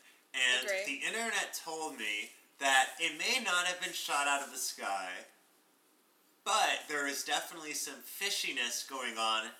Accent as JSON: {"language": "English", "area": "Long Island", "region": "New York", "country": "United States", "said": "I am from Long Island. As natives pronounce Long Island."}